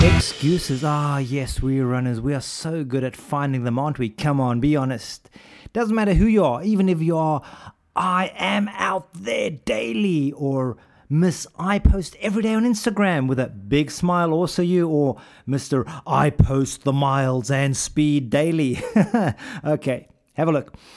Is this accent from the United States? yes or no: no; Pretoria, Gauteng, South Africa; moved away; also born or lived in United Kingdom; I grew up in Pretoria